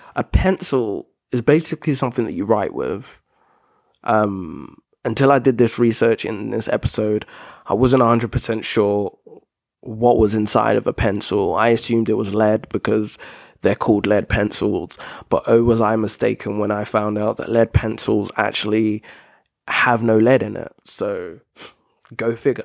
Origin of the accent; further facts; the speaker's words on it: United Kingdom; I'm British